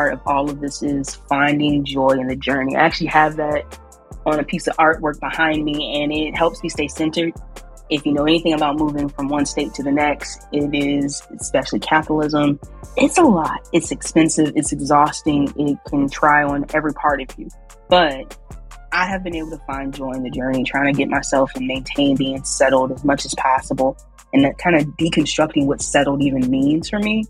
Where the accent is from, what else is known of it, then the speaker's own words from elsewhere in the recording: Richmond, Virginia, United States; moved away as an adult; also born or lived in New Orleans, Louisiana; I'm from Richmond, Virginia, and I'm back here in Richmond